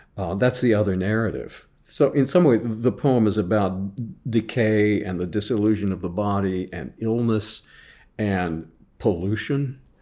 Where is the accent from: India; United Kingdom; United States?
United States; Jefferson City, Missouri; I was teaching high school English in Jefferson City, Missouri, my hometown.